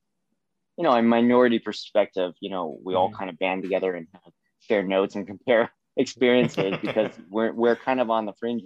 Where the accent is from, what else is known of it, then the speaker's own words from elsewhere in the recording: Seattle, Washington, United States; I'm from Seattle